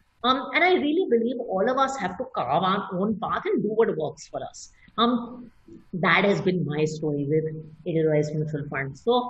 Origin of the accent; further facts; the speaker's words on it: Italy; So I grew up in Italy in part, and they always said that, you know, originals always have value.